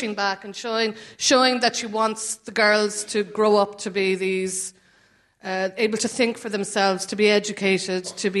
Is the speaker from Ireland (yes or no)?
yes; Cork, Munster, Ireland; now in London, United Kingdom; I'm from Cork